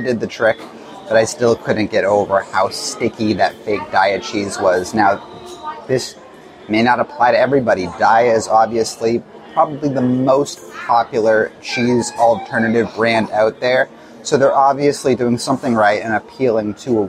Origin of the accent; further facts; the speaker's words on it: Massachusetts, United States; I come from Massachusetts. I've lived lots of other places in the country